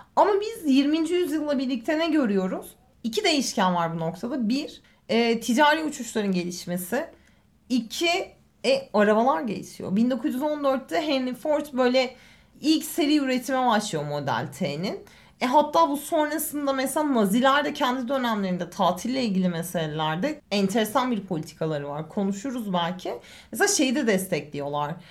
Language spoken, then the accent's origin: Turkish; Eskişehir, Turkey; moved away as an adult; now in Istanbul, Turkey; ben Eskişehirliyim.